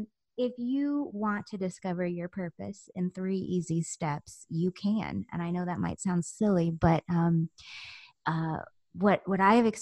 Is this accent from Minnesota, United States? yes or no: no; Virginia Beach, Virginia, United States; born there; I was born in Virginia Beach in 1981, and so forth.